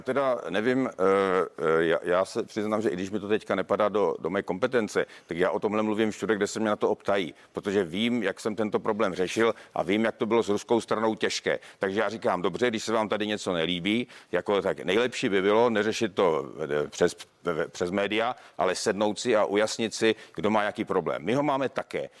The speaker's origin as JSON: {"language": "Czech", "town": "Ostrava", "region": "Moravian-Silesian Region", "country": "Czechia", "said": "já jsem z Ostravy"}